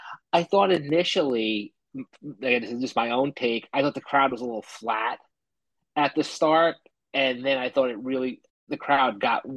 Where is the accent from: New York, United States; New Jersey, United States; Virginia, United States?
New Jersey, United States; Kearny; moved away as an adult; now in Houston, United States; Born and raised in Kearny, New Jersey, but I've been living in Houston since 2010.